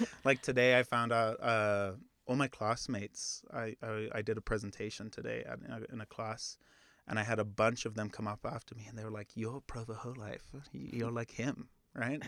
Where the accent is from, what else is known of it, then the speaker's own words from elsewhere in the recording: Zimbabwe; moved away; I'm actually from Zimbabwe